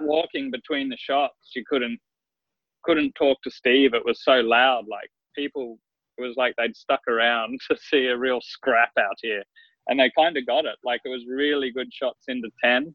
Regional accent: Queensland, Australia; also born or lived in South Australia; I've lived here since I was seven years old. So I, I feel very much like I've grown up a Queenslander

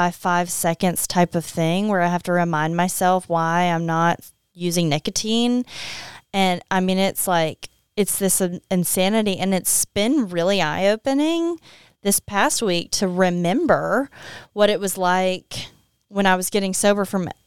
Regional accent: Opelousas, Louisiana, United States; I don't think many people probably make it out and say I'm I'm from Opelousas.

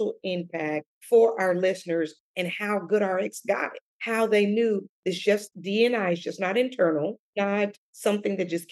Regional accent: Chicago, Illinois, United States; Growing up in Chicago, there were food deserts

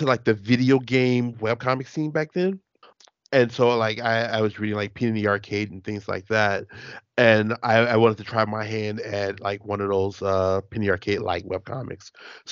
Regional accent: Chicago, Illinois, United States; I'm from Chicago, so it's just like a suburb, a few miles out

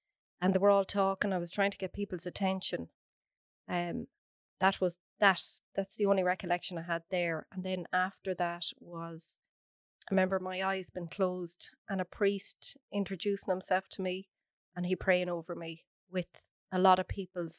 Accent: Athlone, Leinster, Ireland

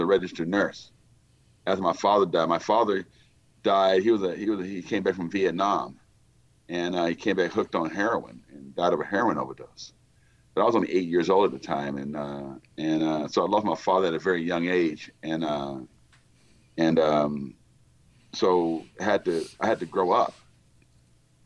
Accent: Texas, United States; I was born and raised in Texas

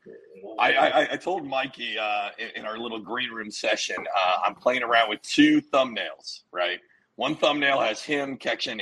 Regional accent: New Jersey, United States; I'm from New Jersey.

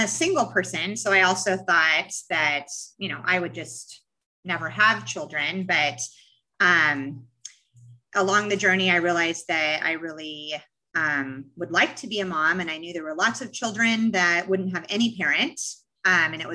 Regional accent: Portland, United States; moved away; I'm from Portland originally

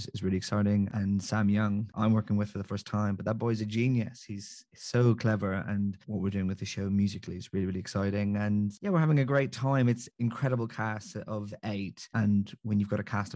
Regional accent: just outside Belfast, Northern Ireland, United Kingdom; I'm from Northern Ireland, just outside Belfast

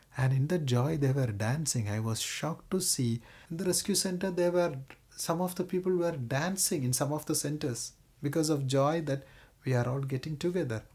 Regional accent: Kerala, India; moved away; I come from Kerala.

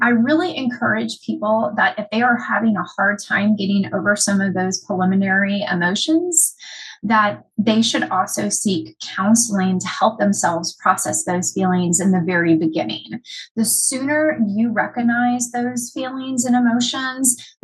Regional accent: United States; My hometown was hit by Hurricane Katrina. My dad was living in New Orleans at the time.

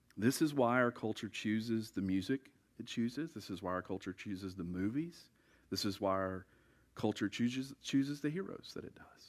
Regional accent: United States; We like to think that we speak for God as American Christians

